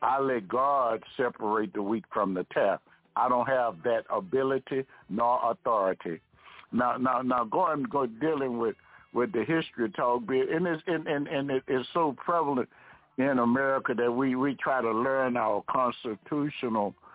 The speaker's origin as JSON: {"language": "English", "country": "United States", "said": "African Americans"}